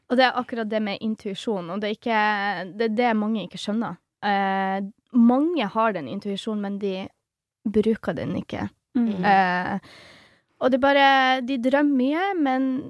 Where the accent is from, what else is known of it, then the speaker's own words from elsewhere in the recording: Poland; Norwegian is a second language; now in Norway; Jeg som polakk